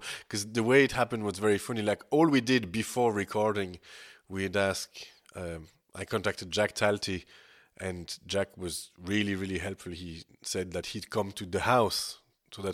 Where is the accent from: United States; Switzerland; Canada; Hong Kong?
Switzerland; I come from Switzerland